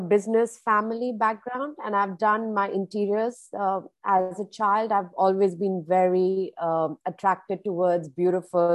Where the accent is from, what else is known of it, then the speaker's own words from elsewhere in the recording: India; moved away as an adult; now in Dubai, United Arab Emirates; born and brought up in India